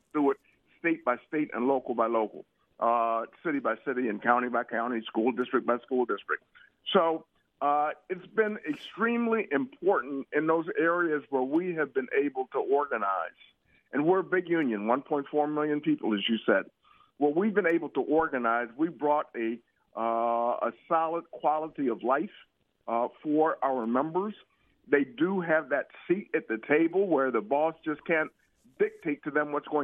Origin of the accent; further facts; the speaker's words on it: Cleveland, Ohio, United States; me growing up in Cleveland, Ohio